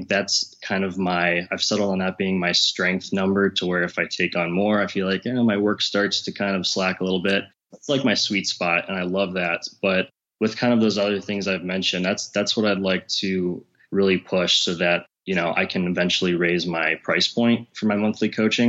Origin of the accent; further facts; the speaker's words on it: Cleveland, Ohio, United States; I'm from Cleveland, Ohio, and I run an online health fitness business.